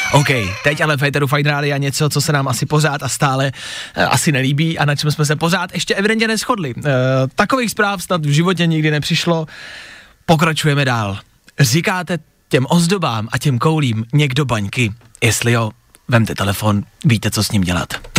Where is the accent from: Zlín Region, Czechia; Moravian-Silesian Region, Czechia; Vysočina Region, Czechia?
Moravian-Silesian Region, Czechia; Ostrava; now in Olomouc, Czech Republic; jsem ostravačka